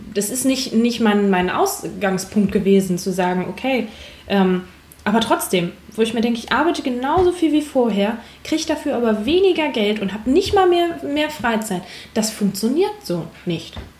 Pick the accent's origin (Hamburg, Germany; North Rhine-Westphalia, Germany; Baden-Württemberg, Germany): Hamburg, Germany; ich komme ursprünglich aus Hamburg